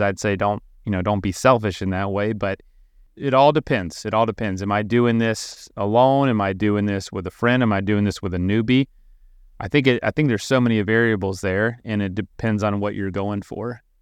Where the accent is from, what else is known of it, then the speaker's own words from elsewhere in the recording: Florida, United States; I'm from Florida